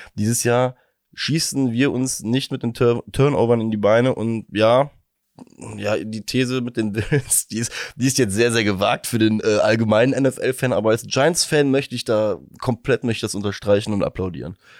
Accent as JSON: {"language": "German", "country": "Germany", "said": "als Deutscher"}